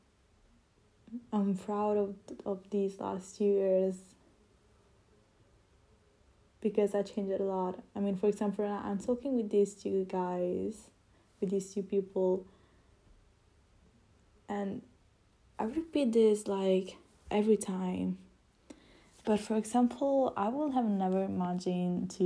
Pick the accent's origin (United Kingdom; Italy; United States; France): Italy; English is a second language; I'm not English. I'm Italian